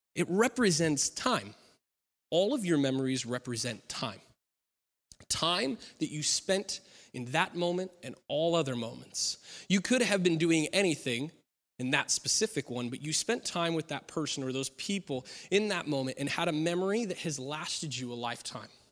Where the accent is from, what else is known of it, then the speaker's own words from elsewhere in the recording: Klamath Falls, Oregon, United States; moved away; I grew up in Klamath Falls